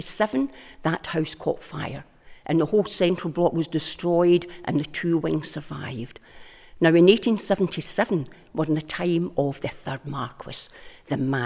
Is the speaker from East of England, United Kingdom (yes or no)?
no; Glasgow, Scotland, United Kingdom; moved away; also born or lived in Isle of Bute; Me being a Glaswegian